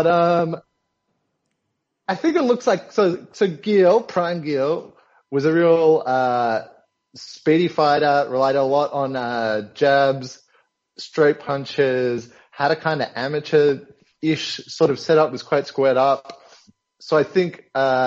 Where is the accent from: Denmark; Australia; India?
Australia; our condition as Australian boxing fans